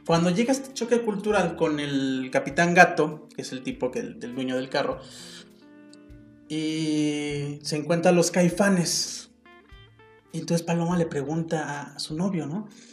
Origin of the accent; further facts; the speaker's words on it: Mexico; first language Spanish; soy mexicano